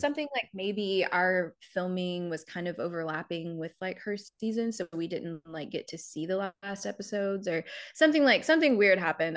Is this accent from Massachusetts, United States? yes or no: no; South Carolina, United States; moved away as an adult; now in New York, United States; I'm from South Carolina originally. Grew up there, went to school there.